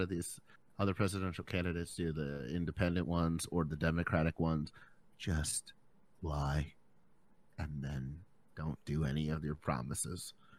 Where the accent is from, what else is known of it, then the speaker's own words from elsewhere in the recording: Ireland; I'm from Ireland.